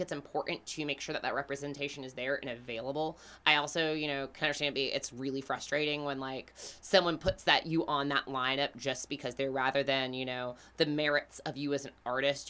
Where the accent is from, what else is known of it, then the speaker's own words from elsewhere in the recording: Greenville, South Carolina, United States; We are from Greenville, South Carolina